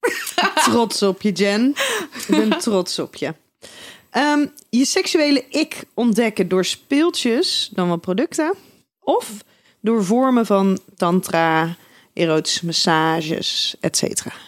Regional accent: Schiedam, South Holland, Netherlands; we komen allemaal uit Schiedam

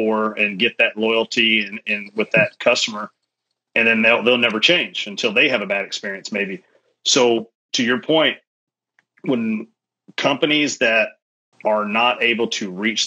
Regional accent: Kentucky, United States; I grew up in Kentucky with NASCAR

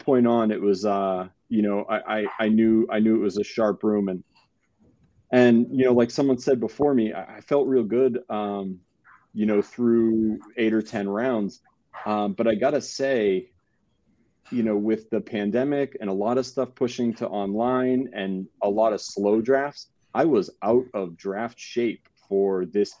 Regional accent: San Diego, California, United States; I'm from San Diego

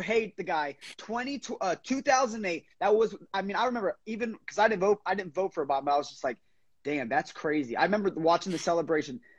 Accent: Florida, United States; I'm from Florida

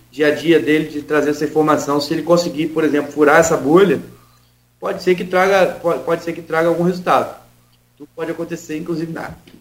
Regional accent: Campos dos Goytacazes, Rio de Janeiro, Brazil; moved away as an adult; now in Rio de Janeiro, Brazil; sou de Saturnino Braga, eu vivi lá, só saí de lá para ir embora agora

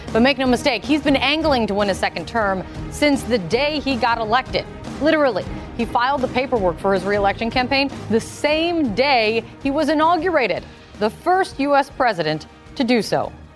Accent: Indiana, United States; Indiana, my home state

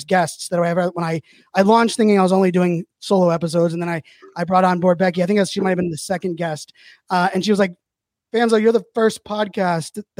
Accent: Pittsburgh, Pennsylvania, United States; I was born and raised in Pittsburgh.

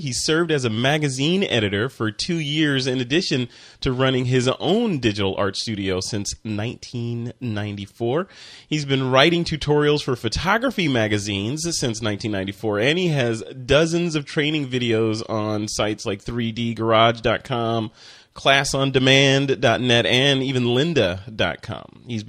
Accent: Chicago, Illinois, United States; also born or lived in Flint, Michigan / Tokyo, Japan; I am from Chicago. Actually, I was born in Michigan, but I grew up in Chicago.

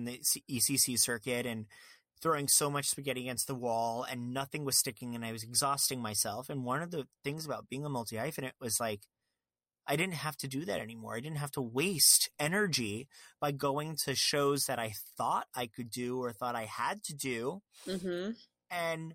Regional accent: Fort Lauderdale, Florida, United States; also born or lived in Long Island; I'm from Long Island, but was raised in Fort Lauderdale

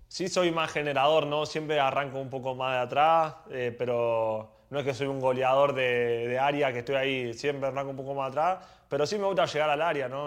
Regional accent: Argentina; moved away as an adult; now in Mexico; Yo soy argentino

